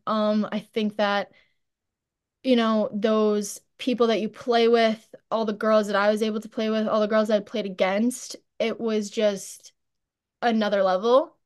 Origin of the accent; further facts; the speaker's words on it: St. James, New York, United States; growing up in Saint James is awesome.